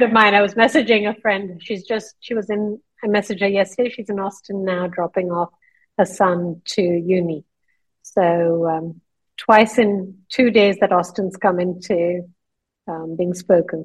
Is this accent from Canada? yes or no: no; northern India, India; moved away as an adult; also born or lived in London, United Kingdom; now in Dubai, United Arab Emirates; I was born in London, and when I was four years old, my mother took me to India to see my grandmother. My mother had grown up in India, and we ended up staying there for 14 years.